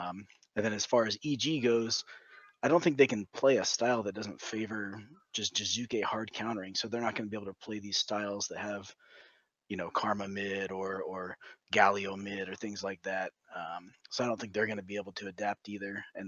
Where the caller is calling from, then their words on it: Goldendale, Washington, United States; I'm calling from... little place called Goldendale, Washington.